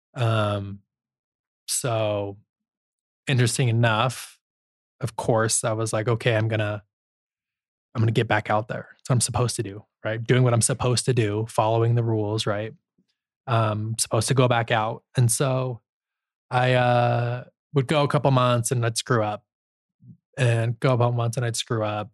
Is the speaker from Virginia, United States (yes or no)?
no; Holladay, Utah, United States; I grew up in Holiday, Utah